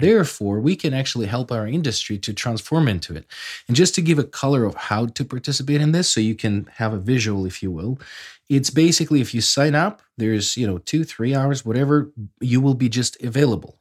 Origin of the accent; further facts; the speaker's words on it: Kharkiv, Kharkiv Oblast, Ukraine; my hometown, Kharkiv